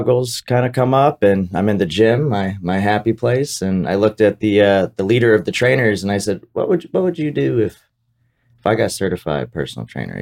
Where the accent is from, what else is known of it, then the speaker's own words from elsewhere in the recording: Smyrna, Delaware, United States; moved away; I'm from Delaware, Smyrna, Delaware, small town in a small state.